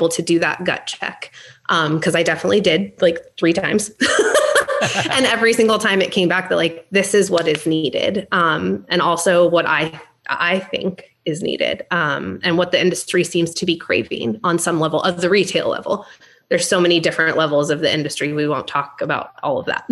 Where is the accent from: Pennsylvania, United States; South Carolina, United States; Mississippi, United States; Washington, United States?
Washington, United States; Seattle; I come from Seattle